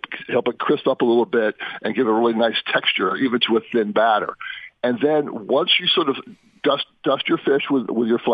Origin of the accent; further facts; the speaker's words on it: East Coast, United States; I'm from the East Coast